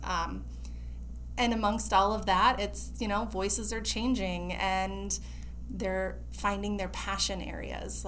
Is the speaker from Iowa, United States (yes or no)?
yes; Harlan, Iowa, United States; moved away as an adult; also born or lived in California; now in Des Moines, United States; I was from Harlan, Iowa, super small town.